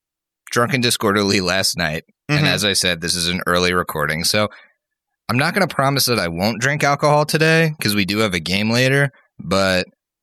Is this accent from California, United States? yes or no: no; outside of Philly, Pennsylvania, United States; moved away; my hometown outside of Philly